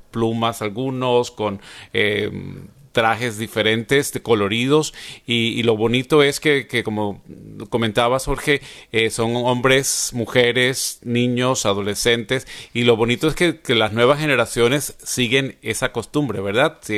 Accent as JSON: {"language": "Spanish", "country": "Venezuela", "moved": "yes", "lives_now": "United States", "said": "yo soy de Venezuela y cuando vine a Estados Unidos hace 20 años"}